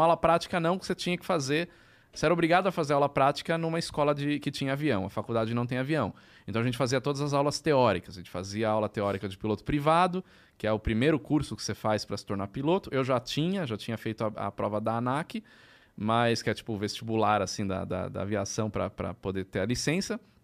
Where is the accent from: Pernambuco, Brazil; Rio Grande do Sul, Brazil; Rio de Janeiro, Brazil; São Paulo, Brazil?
São Paulo, Brazil; Eu sou de São Paulo. Né? Eu sou, sou da ABC, né?